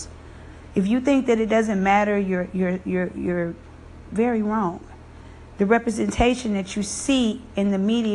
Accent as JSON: {"language": "English", "region": "the South", "country": "United States", "tie": "born or raised there", "said": "I grew up in the South"}